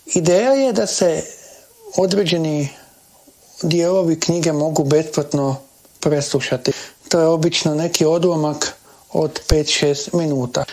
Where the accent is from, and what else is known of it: Croatia